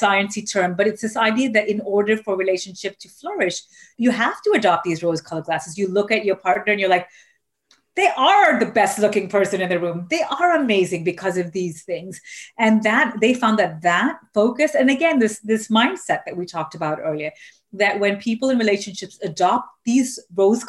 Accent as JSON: {"language": "English", "country": "Malaysia", "tie": "born or raised there", "moved": "yes", "said": "I grew up in Malaysia"}